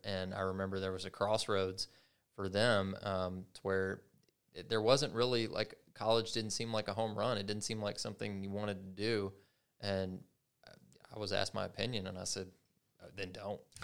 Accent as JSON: {"language": "English", "region": "Kentucky", "country": "United States", "said": "I'm from Kentucky"}